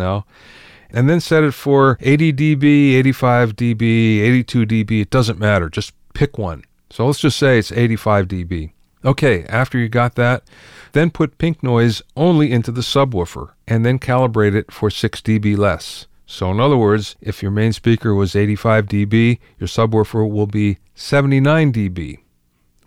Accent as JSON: {"language": "English", "region": "East Coast", "country": "United States", "tie": "born or raised there", "moved": "yes", "said": "I came from the East Coast, and we didn't have that in the East Coast at all, at least not where I grew up"}